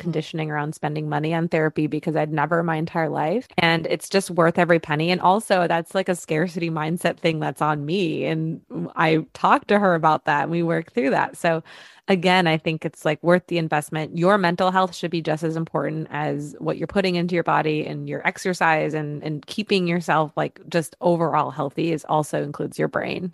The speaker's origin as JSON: {"language": "English", "region": "Michigan", "country": "United States", "tie": "born or raised there", "moved": "as an adult", "lives_now": "Los Angeles, United States", "said": "growing up in Michigan, we just had a different outlook"}